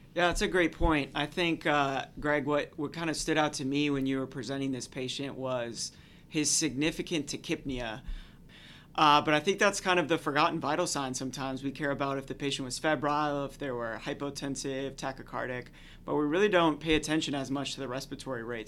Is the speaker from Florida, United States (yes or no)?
yes; Jacksonville, Florida, United States; now in Nashville, United States; I'm from Jacksonville, Florida